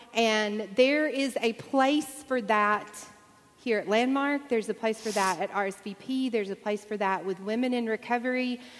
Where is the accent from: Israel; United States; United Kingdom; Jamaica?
United States; Deep South; I grew up in the Deep South